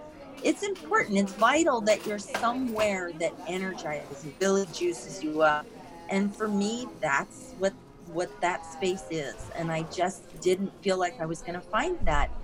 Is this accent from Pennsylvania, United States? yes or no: no; Sebastopol, California, United States; I grew up in Sebastopol, spent my whole life in Sonoma County.